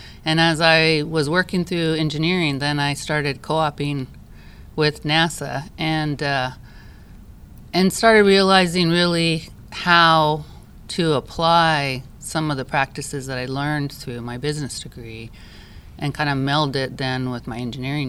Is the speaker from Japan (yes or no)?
yes; Japan; I grew up in Japan, and so when you grow up overseas, you realize that it's really is a world community.